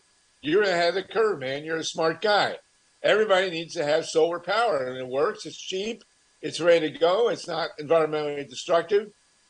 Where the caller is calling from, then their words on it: Los Angeles, California, United States; And here in California, I'm talking from Los Angeles